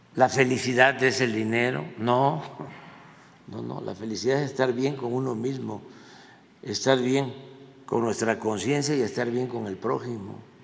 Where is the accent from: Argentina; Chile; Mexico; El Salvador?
Mexico; nosotros no somos así los mexicanos